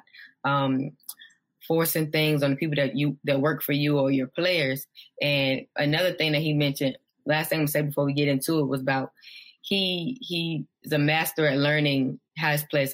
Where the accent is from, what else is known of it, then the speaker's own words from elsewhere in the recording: Virginia 757 area, United States; I'm from Virginia 757 area